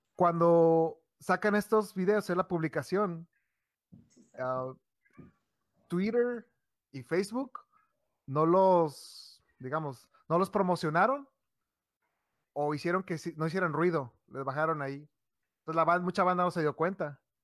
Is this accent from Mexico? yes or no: yes; Mexico; nosotros somos de Xland